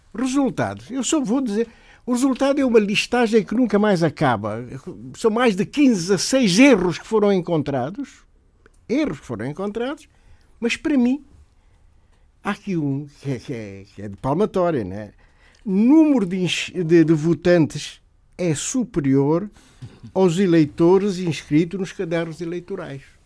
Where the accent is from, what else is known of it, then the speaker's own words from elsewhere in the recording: Guinea-Bissau; no país de onde eu sou natural, Guiné-Bissau